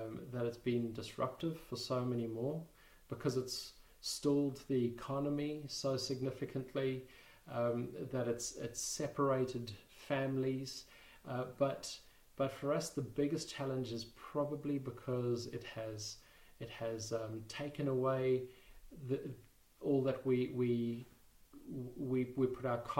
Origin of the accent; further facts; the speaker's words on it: South Africa; moved away as an adult; now in United Kingdom; We come from South Africa originally